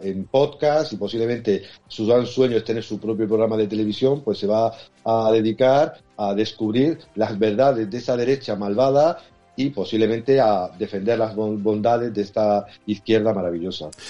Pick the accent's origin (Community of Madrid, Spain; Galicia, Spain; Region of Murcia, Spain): Region of Murcia, Spain; en mi tierra